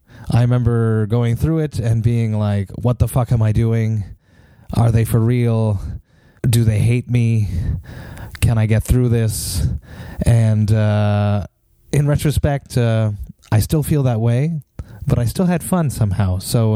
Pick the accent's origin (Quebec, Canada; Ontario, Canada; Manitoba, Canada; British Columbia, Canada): Quebec, Canada; Montreal; I am from Montreal.